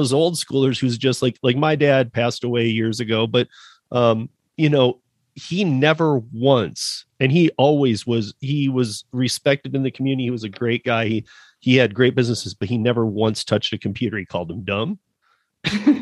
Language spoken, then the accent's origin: English; Michigan, United States; moved away; my dad was self-employed when I was born in Michigan